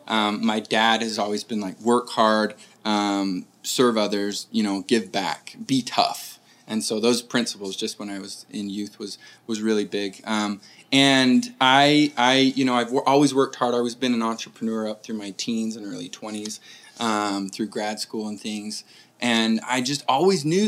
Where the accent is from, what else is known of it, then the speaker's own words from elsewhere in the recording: Murray, Utah, United States; I grew up in Murray, Utah